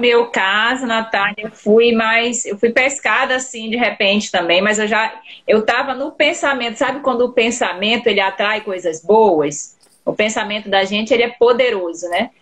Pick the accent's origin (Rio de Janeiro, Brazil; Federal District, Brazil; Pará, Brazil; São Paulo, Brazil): Pará, Brazil; eu sou paraense também